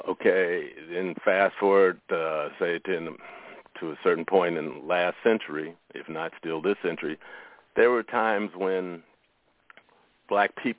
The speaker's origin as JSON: {"language": "English", "town": "Chicago", "region": "Illinois", "country": "United States", "tie": "born or raised there", "also_born_or_lived": "San Francisco, California", "moved": "as an adult", "lives_now": "San Francisco Bay Area, United States", "said": "I grew up in Chicago, but I was born in San Francisco, and my whole adult life has been out here"}